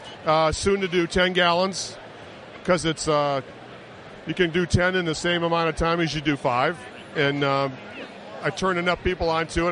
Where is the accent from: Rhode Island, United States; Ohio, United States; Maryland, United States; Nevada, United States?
Ohio, United States; Kent; We're from Kent, Ohio